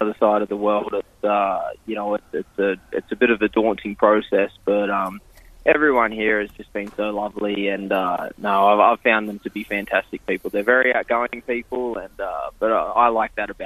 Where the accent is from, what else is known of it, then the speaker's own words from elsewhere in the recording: Queensland, Australia; moved away as an adult; also born or lived in Sydney; now in New Jersey, United States; I grew up in Queensland